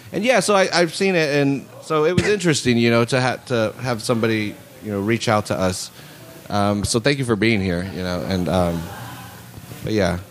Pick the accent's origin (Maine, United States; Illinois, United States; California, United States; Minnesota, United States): California, United States; Salinas; i was raised there on laurel between tout and sanborn you know or for 10 years